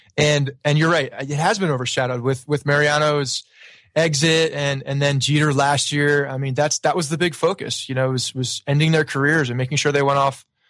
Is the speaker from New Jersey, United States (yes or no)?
yes; Bergen County, New Jersey, United States; I grew up in uh, North Jersey and uh, Bergen County, about 20, 25 minutes from the stadium